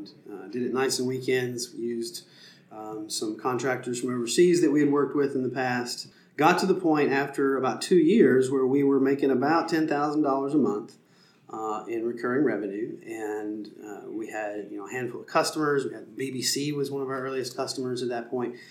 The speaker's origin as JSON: {"language": "English", "town": "McMinnville", "region": "Tennessee", "country": "United States", "tie": "born or raised there", "also_born_or_lived": "Nashville, Tennessee", "said": "I grew up in Middle Tennessee near McMinnville"}